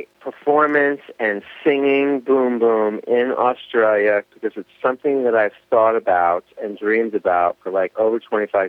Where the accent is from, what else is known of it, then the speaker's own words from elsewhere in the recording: United States; also born or lived in New York; I'm American